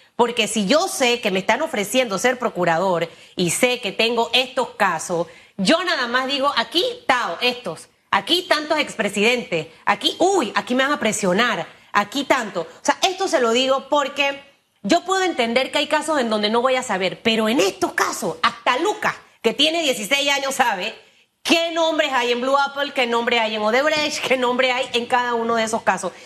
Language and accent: Spanish; Panama; yo como panameña